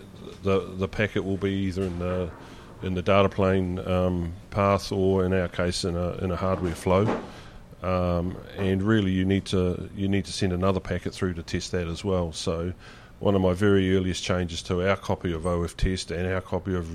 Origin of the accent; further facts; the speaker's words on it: New Zealand; as a New Zealander and based in New Zealand